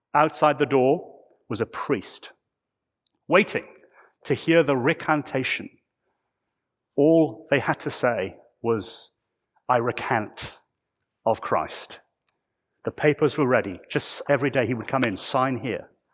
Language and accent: English; United Kingdom; I come from the United Kingdom